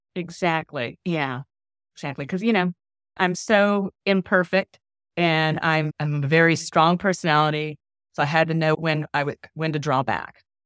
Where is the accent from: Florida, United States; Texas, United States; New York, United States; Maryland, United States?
Florida, United States; Orlando; I am from Orlando, Florida. My husband and I have been here for most of our lives because both of us are Air Force brats